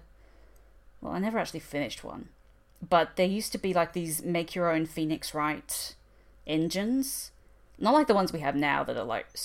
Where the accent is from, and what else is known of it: Australia